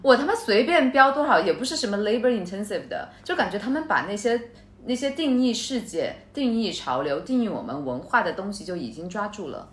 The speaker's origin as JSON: {"language": "Chinese", "country": "China", "said": "中国人我们"}